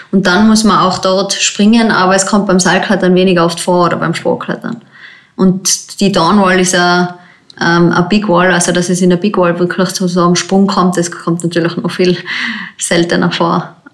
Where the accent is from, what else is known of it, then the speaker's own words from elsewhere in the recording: Tyrol, Austria; Im Zillertal gibt es den Zillergrund, das ist eigentlich mein Heimgebiet, wo ich aufgewachsen bin als Boulderin.